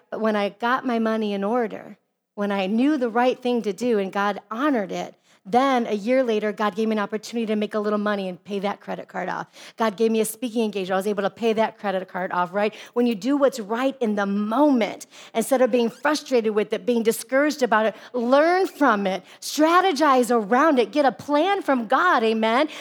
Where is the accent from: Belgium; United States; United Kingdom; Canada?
United States; Midwest; now in Arizona, United States; I come from the Midwest where all the neighbors